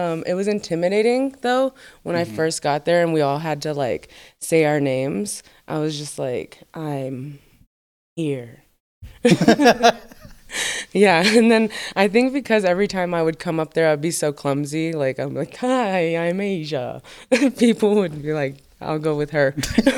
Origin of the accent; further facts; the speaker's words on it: New Jersey, United States; also born or lived in Arizona; But yeah, and then I grew up in New Jersey and then Arizona, and then that's when I was like dancing